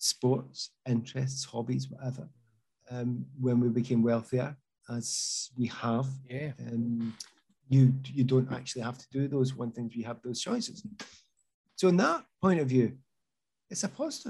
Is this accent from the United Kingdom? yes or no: yes; Easthouses, Scotland, United Kingdom; I was brought up in East House